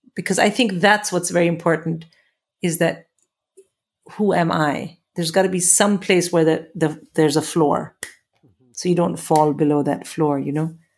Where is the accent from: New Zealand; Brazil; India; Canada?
India; moved away as an adult; now in England; when I came to England from India